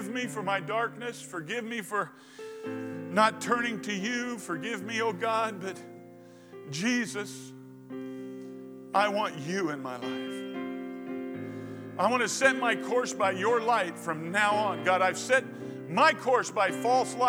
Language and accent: English; United States; I was born in America